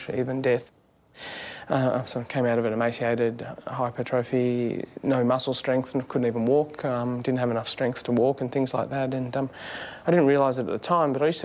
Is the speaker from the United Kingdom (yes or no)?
no; Australia; as an Australian athlete